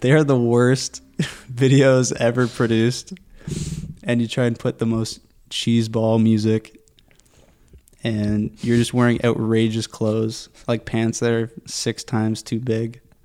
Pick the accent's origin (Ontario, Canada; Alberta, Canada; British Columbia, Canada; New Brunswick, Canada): Ontario, Canada; Pickering; now in Whitby, Canada; I grew up in Pickering.